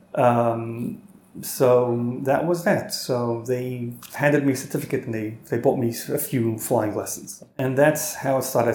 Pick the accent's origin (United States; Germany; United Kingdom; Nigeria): United States; New York; moved away as an adult; now in Sydney, Australia; we ended up growing up in New York